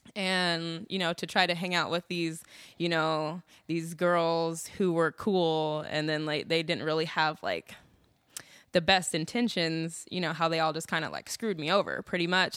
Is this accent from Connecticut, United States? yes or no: no; Des Moines, Iowa, United States; moved away as an adult; now in Austin, United States; growing up in Des Moines, Iowa